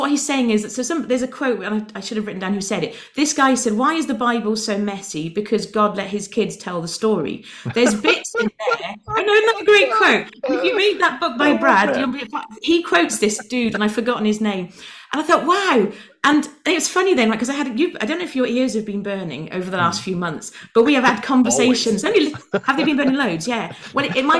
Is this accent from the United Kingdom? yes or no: yes; United Kingdom; I'm British